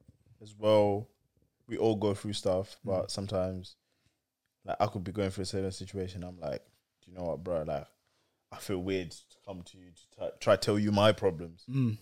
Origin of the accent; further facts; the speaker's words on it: Zimbabwe; growing up in Zim